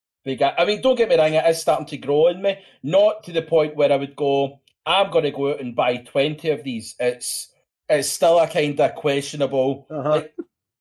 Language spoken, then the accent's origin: English; Scotland, United Kingdom; I'm Scottish